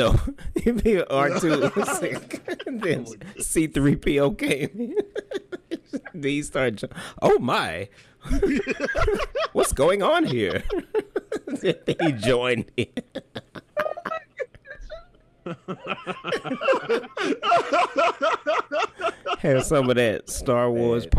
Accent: Mississippi, United States

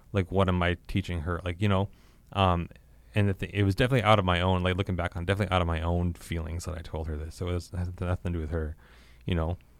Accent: Regina, Saskatchewan, Canada; I grew up here in Regina

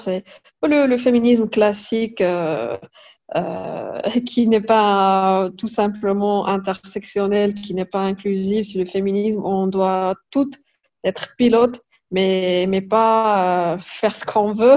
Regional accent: Fès, Fès-Meknès, Morocco; Je suis née au Maroc. J'ai passé toute ma vie au Maroc.

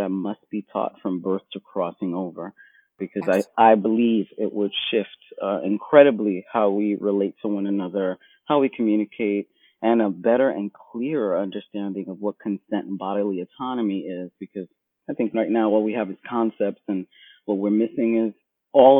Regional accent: New York City, New York, United States; I was born and raised in Brooklyn, Bed-Stuy, New York

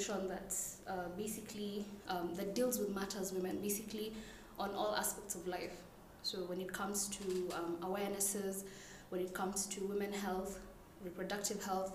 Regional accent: Nairobi, Kenya; I was born and raised here in Nairobi.

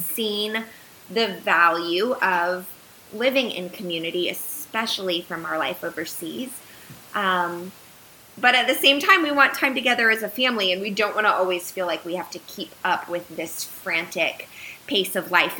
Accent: United States; moved away as an adult; also born or lived in Uganda; moving back here, while it was essentially coming back to my home country

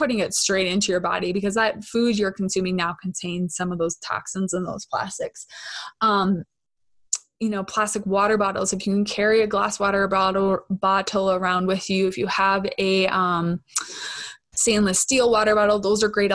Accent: Minnesota, United States; accent: Minnesotan; I'm so Minnesotan

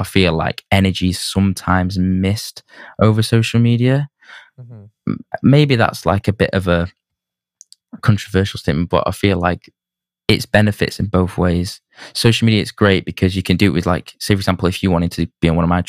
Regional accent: Manchester, North West England, United Kingdom; I think the music scene, I'm being biased, but I think the music scene in Manchester is like one of the best

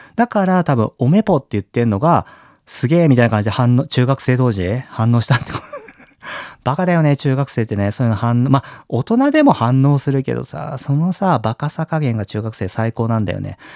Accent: Kyushu, Japan; moved away; 僕さ、小さい頃は九州にいてね

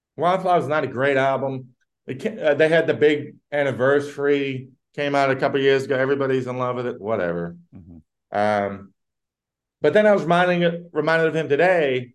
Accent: Virginia, United States; moved away as an adult; also born or lived in Brooklyn, New York; I love my home state

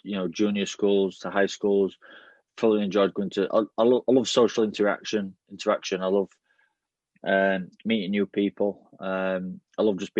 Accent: Yorkshire and the Humber, United Kingdom; moved away as an adult; now in Wigan, United Kingdom; growing up in Yorkshire

